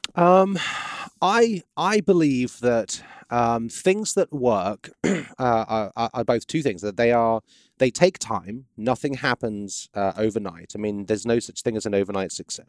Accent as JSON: {"language": "English", "region": "England", "country": "United Kingdom", "moved": "as an adult", "lives_now": "Baton Rouge, United States", "said": "I'm British"}